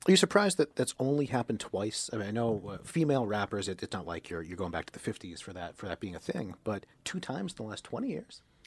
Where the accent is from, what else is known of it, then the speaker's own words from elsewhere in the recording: Boston, Massachusetts, United States; I'm from Boston